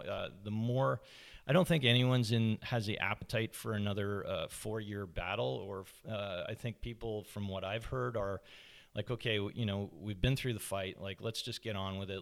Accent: Toronto, Ontario, Canada; moved away as an adult; now in Squamish, Canada; I grew up in Scarborough, uh, just outside, on the outskirts of Toronto

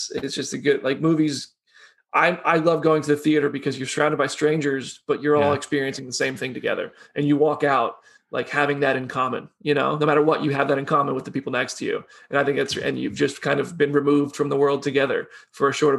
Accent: United States; now in Nashville, United States; I'm so American

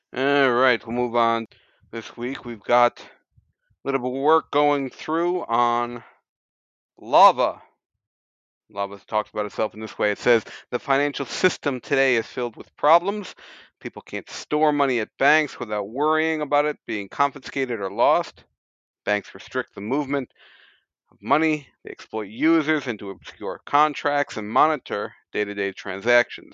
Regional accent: United States; moved away as an adult; now in Japan; as an American immigrant

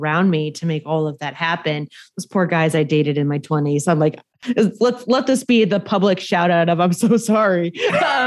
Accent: Indiana, United States; I grew up very poor in Indiana

